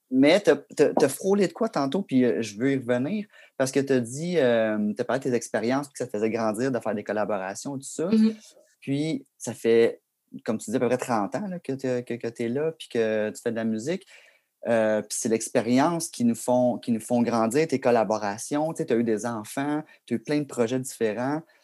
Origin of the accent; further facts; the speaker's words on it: Granby, Quebec, Canada; Moi et Ben, on vient de Granby aussi